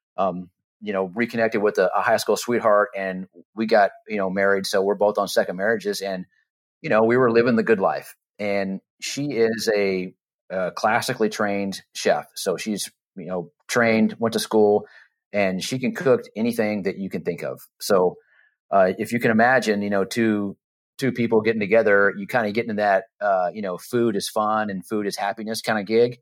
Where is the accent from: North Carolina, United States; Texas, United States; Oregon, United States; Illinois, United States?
Texas, United States; moved away as an adult; also born or lived in Florida; we moved from Florida, uh, back to our hometown, Texas